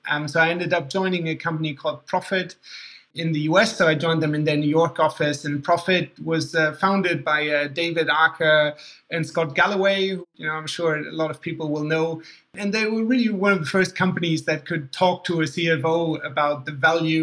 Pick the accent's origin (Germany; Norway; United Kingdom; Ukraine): Germany; accent: slightly confusing accent; moved away as an adult; also born or lived in Boston, United States; I was born in Germany, mostly grew up in Germany, and studied in Boston at Tufts University